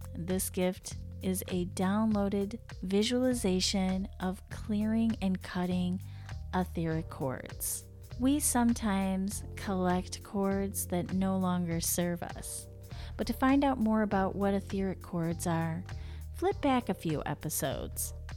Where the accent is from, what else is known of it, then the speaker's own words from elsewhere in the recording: United States; I'm from the U S